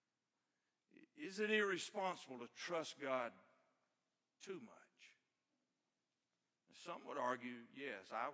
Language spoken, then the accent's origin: English; Ivalee, Alabama, United States; I grew up out in Ivalee, Alabama, in the country